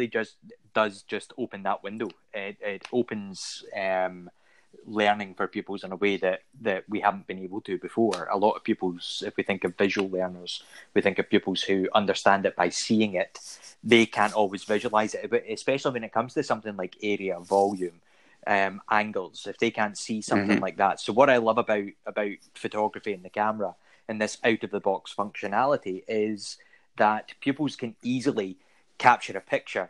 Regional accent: United Kingdom; because I'm British, I say maths

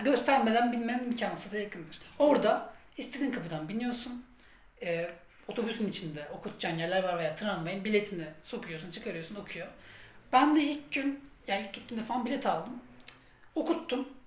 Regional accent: Turkey; ben Türk'üm

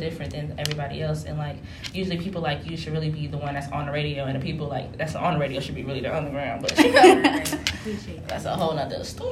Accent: New Jersey, United States; they know I'm from Jersey.

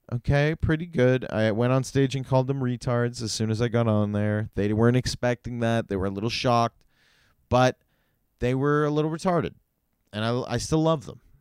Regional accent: Canada; I'm also a dumb Canadian

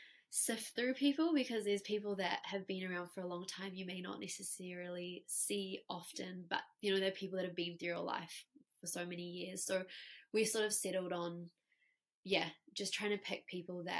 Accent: South Africa; now in New Zealand; We grew up together in South Africa

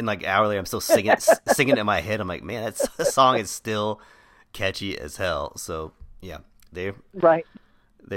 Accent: Crowley, Texas, United States; we grew up in Crowley, which is a, you know, rural suburb area in near Fort Worth, Texas

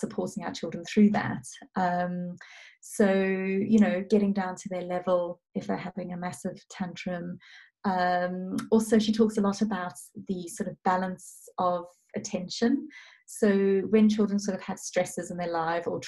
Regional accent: South Africa; moved away; I'm originally South African

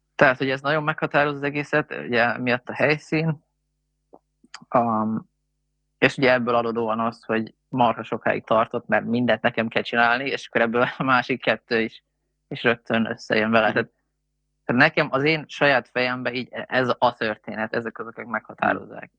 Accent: Hungary; magyarok vagyunk

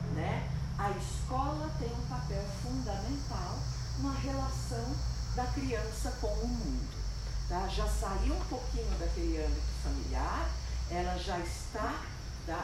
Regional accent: São Paulo, Brazil; eu sou de São Paulo, moro lá, vivo lá, nasci lá

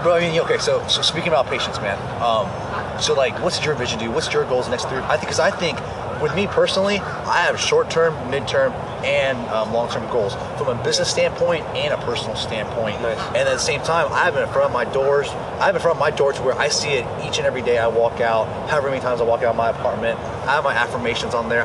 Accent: Arkansas, United States; I'm actually here in Orlando, Florida, outside of my hometown, Arkansas

